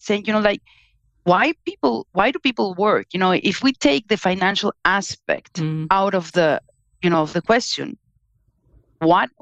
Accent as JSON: {"language": "English", "country": "Mexico", "also_born_or_lived": "Germany / United States", "moved": "yes", "lives_now": "Spain", "said": "I'm originally from Mexico. I live in Spain, but I also worked in Germany and in the US."}